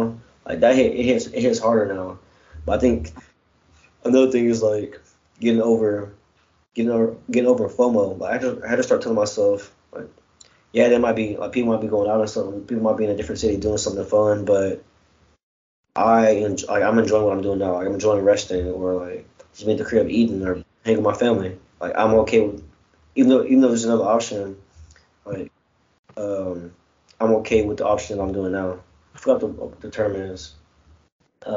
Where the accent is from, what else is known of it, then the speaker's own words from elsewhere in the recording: College Station, Texas, United States; also born or lived in Chicago; when I grew up in College Station